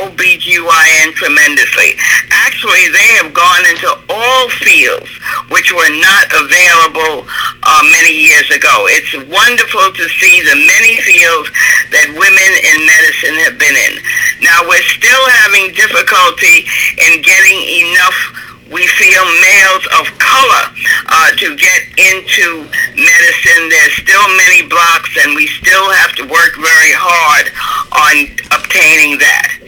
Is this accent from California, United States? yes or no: no; New York City, New York, United States; also born or lived in New Jersey; I grew up in New York City. My family, both parents were from Jamaica and the West Indies, but I grew up in New York City.